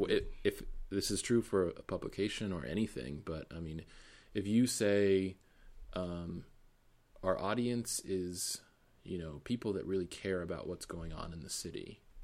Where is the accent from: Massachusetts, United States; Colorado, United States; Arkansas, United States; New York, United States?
Massachusetts, United States; Boston; moved away; growing up in Boston